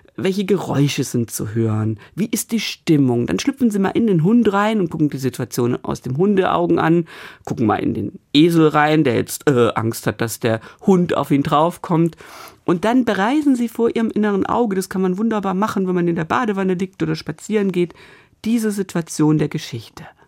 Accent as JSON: {"language": "German", "town": "Stuttgart", "region": "Baden-Württemberg", "country": "Germany", "tie": "born or raised there", "moved": "yes", "lives_now": "Bremen, Germany", "said": "in meiner Heimat, in Stuttgart und zwar tatsächlich lustigerweise, ich komme aus Stuttgart-Obertürkheim"}